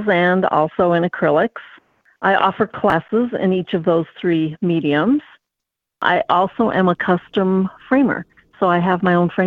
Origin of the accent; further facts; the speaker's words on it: Midwest, United States; also born or lived in Fond du Lac, Wisconsin; Well, I was born in Fond du Lac, Wisconsin. I was raised kind of along around in the Midwest. My dad uh, was transferred quite frequently.